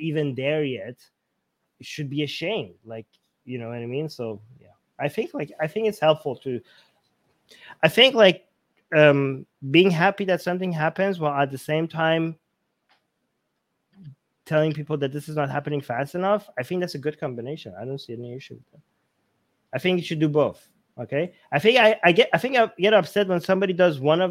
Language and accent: English; Tehran, Tehran Province, Iran; now in Canada; I come from Iran. There's no, like, I grew up in Tehran.